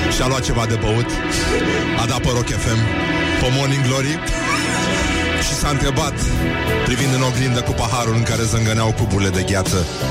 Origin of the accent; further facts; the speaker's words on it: Brăila, Brăila County, Romania; respectiv eu, sunt din Brăila